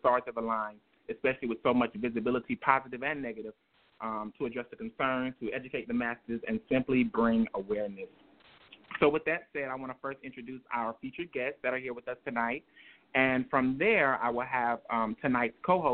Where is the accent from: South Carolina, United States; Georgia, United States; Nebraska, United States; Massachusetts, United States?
South Carolina, United States; originally from South Carolina, my home state